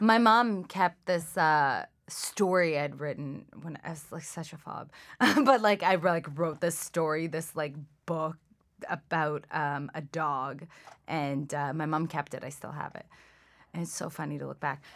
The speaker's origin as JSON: {"language": "English", "town": "Toronto", "region": "Ontario", "country": "Canada", "tie": "born or raised there", "also_born_or_lived": "Iran / Scarborough, Toronto", "second_language": "English", "said": "we were in Scarborough for, like, a year, and then I moved to Etobicoke."}